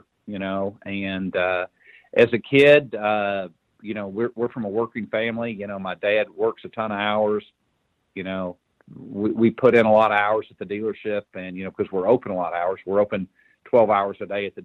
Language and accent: English; Indianapolis, Indiana, United States; we're from Indianapolis